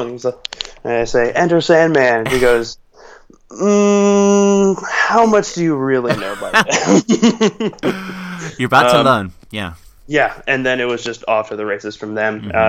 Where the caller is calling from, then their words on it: Culver City, California, United States; was basically a, a uh, neighborhood in LA.